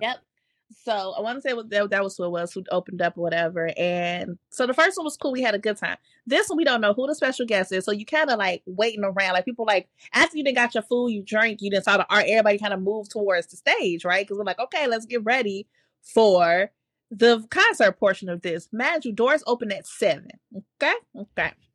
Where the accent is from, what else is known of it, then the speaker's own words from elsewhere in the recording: Chicago, Illinois, United States; as a Chicagoan